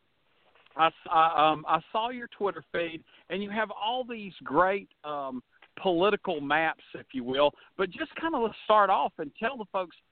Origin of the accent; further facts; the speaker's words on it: Georgia, United States; my birth state and home state